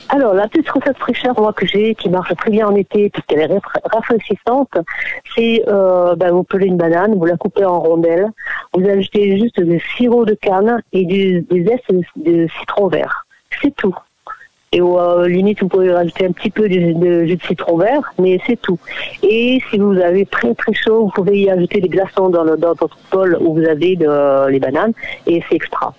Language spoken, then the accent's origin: French; Réunion